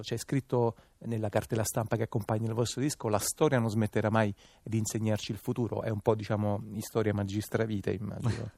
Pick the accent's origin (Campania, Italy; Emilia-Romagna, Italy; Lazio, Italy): Campania, Italy; Naples; da napoletano